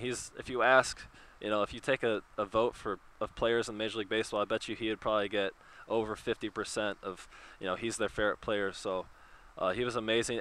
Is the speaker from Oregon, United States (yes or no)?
yes; Oregon, United States; now in Chicago, United States; we grew up in Oregon, so you know we were Northwest kids.